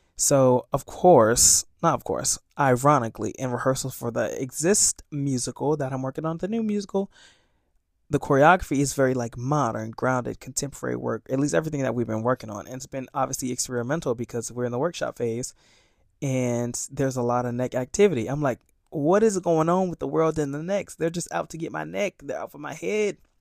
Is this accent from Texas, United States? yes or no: no; Sarasota, Florida, United States; moved away as an adult; now in New York City, United States; I'm from Florida